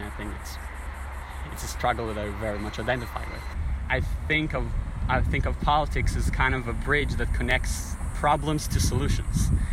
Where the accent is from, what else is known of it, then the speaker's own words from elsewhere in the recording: Jerusalem, Jerusalem District, Israel; grew up, born and raised in Jerusalem